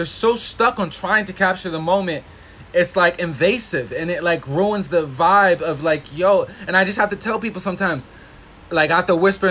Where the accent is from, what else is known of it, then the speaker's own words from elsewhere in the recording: Hawaii, United States; I'm from Hawaii